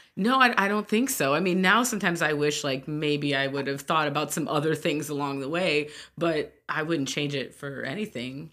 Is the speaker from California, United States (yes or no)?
no; Hamtramck, Michigan, United States; also born or lived in Detroit, Michigan / St. Clair Shores, Michigan; I was raised in Hamtramck primarily